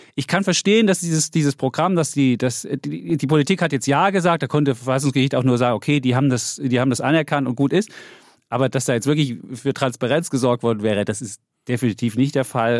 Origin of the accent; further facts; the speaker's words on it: Saxony, Germany; meiner Heimat, Sachsen